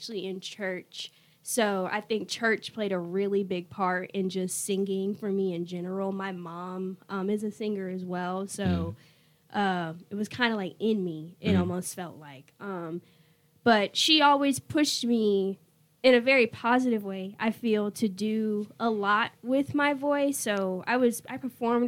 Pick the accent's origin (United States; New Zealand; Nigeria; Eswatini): United States; Raleigh, North Carolina; I'm from Raleigh, originally